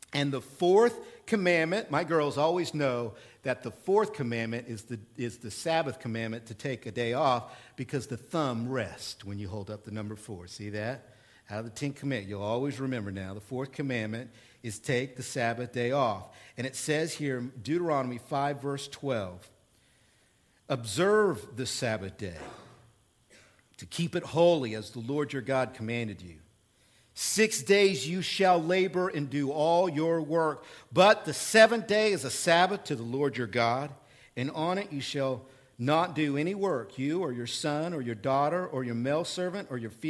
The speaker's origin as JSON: {"language": "English", "region": "Oklahoma", "country": "United States", "moved": "yes", "lives_now": "Central Illinois, United States", "said": "I am from Oklahoma"}